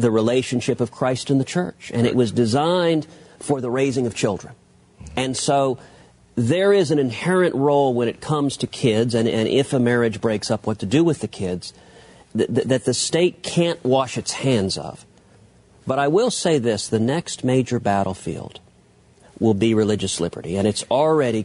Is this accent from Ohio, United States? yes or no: no; Texas, United States; my home state of Texas